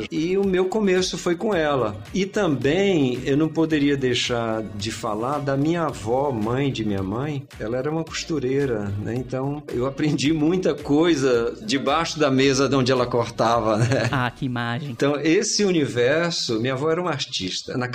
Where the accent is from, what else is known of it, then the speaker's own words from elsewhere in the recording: Piripiri, Piauí, Brazil; Somos de Piripiri. Ele foi criado na casa casa dos meus avós e eu virei o mais velho lá de casa.